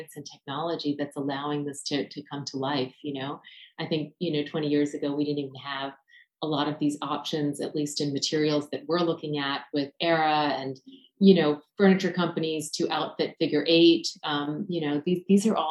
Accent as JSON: {"language": "English", "country": "United States", "tie": "born or raised there", "said": "I was born here in America, but my family is from India"}